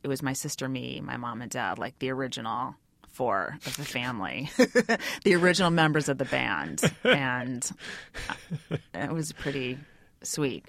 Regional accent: Bay Area, California, United States; also born or lived in New York; I'm from the Bay Area

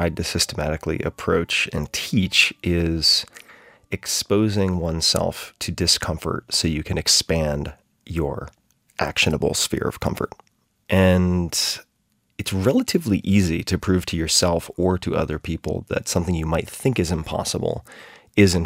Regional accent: Long Island, New York, United States; I grew up on Long Island, right next to the water

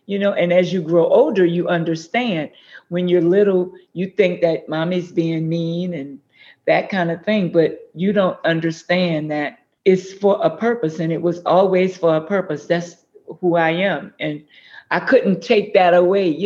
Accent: New Orleans, Louisiana, United States; also born or lived in New Iberia, Louisiana; When I was two years old, my mom and dad moved to New Orleans. Huh. So I'm a Creole girl.

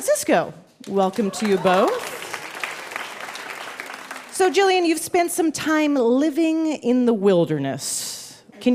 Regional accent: Canada; Yes. I'm from Canada.

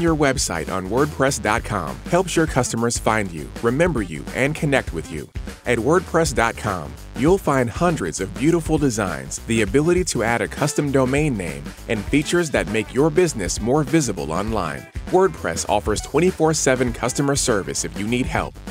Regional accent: Texas, United States; moved away; we Texans

